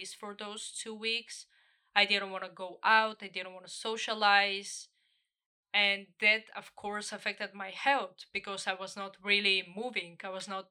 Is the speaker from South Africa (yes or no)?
no; Bulgaria; my home country, Bulgaria